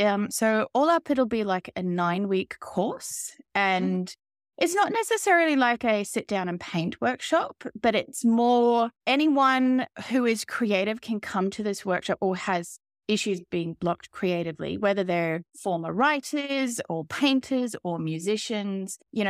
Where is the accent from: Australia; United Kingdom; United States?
Australia; I come from Australia, particularly I'm living in outback Australia right now, in a very small town.